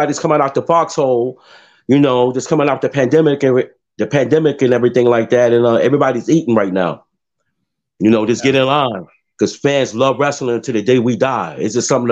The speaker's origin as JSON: {"language": "English", "town": "New York City", "region": "New York", "country": "United States", "said": "I'm from the South Bronx"}